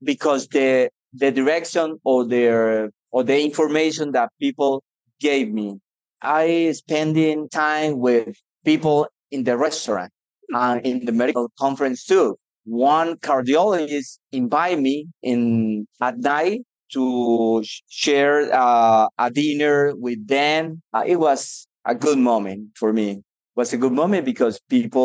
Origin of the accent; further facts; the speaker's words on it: Colombia; English is a second language; also born or lived in Medellín, Colombia; I'm from Colombia. I'm living in Medellin at the moment